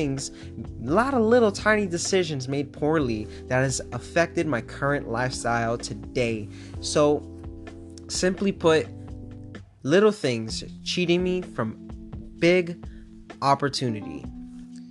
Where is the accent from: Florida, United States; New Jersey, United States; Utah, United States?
Florida, United States; Miami; moved away as an adult; now in Pittsburgh, United States; I'm from South Florida, born and raised in Miami, and now currently living in Pittsburgh, Pennsylvania